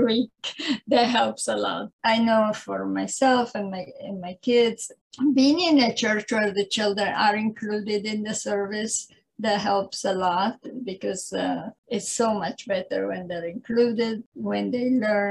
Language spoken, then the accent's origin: English; Italy; English is a second language; moved away as an adult; now in San Diego, United States; I was born in Italy. I lived there for, I left Italy in, I think it was 1976